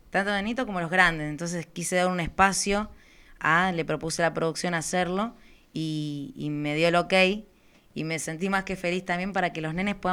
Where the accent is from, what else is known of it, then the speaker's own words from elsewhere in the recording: Zona Sur, Buenos Aires Province, Argentina; Somos de acá de Zona